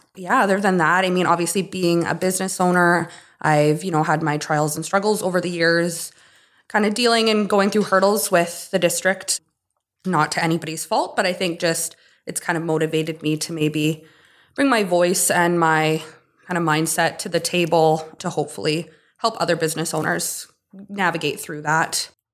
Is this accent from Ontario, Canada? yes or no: no; Kitimat, British Columbia, Canada; also born or lived in Stewart, British Columbia / Toronto; I was more or less born and raised in Kitimat. I was born here. I grew up in Stuart till I was about six. And my parents made the move to Kitimat at that time.